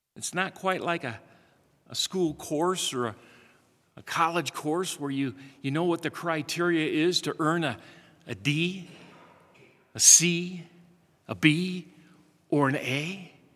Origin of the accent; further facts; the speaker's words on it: Midwest, United States; Growing up in the Midwest